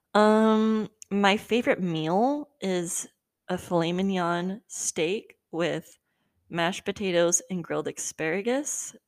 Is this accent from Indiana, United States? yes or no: no; Southern California, United States; I live in SoCal currently, and I've lived in SoCal my entire life.